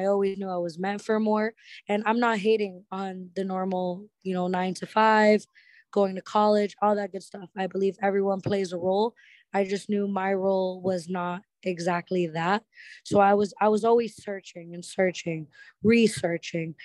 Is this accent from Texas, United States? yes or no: no; Lawrence, Massachusetts, United States; now in Orlando, United States; I'm actually from a small town, like a ghetto hood area called Lawrence, Massachusetts, like 20-30 minutes outside of downtown Boston